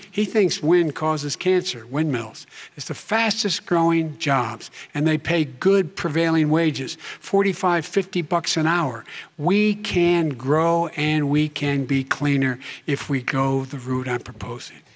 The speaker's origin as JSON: {"language": "English", "town": "Claymont", "region": "Delaware", "country": "United States", "tie": "born or raised there"}